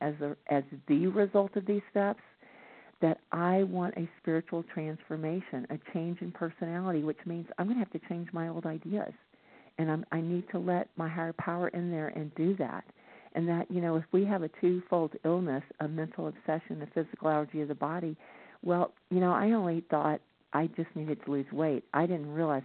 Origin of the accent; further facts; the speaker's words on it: the Bible Belt, the South, United States; I grew up in the Bible Belt where people were trying to shove religion down my throat